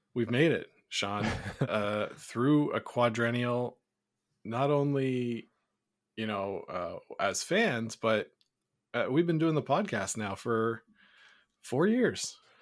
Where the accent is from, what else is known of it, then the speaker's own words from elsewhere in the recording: Canada; as a Canadian